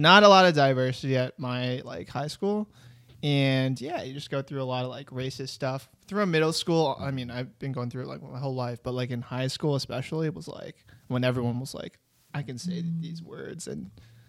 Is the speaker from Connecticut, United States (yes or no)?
yes; Connecticut, United States; I'm from Connecticut. Like I'm like one of like three Asian kids in my entire school.